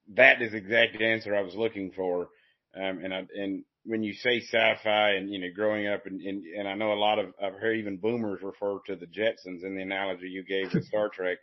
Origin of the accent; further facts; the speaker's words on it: Appalachian foothills, United States; I'm from the Appalachian foothills